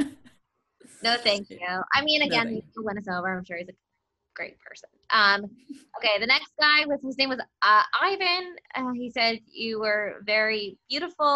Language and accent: English; Philadelphia, Pennsylvania, United States; we're from Philadelphia